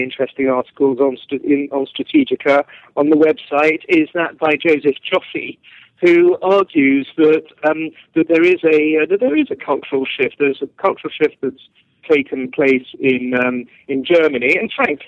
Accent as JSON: {"language": "English", "region": "England", "country": "United Kingdom", "said": "I'm not just speaking as an Englishman"}